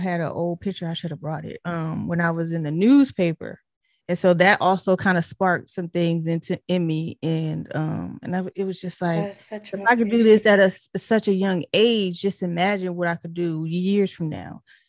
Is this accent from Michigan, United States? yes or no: yes; Detroit, Michigan, United States; Cause I'm originally from Detroit. I was born in Detroit. So yes, Motown, Detroit.